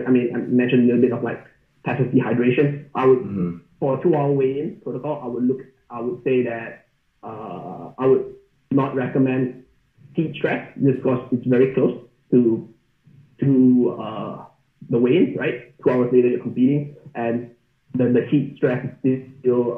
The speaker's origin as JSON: {"language": "English", "country": "Malaysia", "said": "I'm from Malaysia, so it's, like, 30 to 33 degrees year-round. We don't have seasons there."}